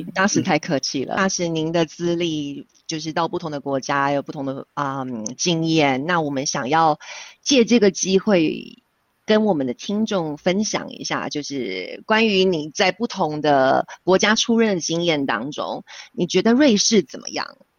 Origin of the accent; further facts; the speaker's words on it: Taiwan; now in Switzerland; 但是身为台湾人，我觉得我听到非常骄傲